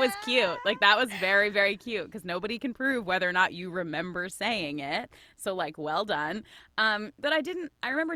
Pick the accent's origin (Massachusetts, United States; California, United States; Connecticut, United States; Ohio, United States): Massachusetts, United States; Boston; I am from Boston